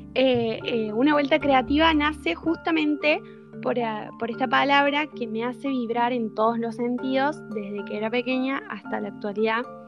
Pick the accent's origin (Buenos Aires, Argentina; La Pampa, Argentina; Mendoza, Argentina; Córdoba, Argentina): Córdoba, Argentina; yo soy de Córdoba, de Argentina, justamente el centro del país, eh, y vivo en Capital.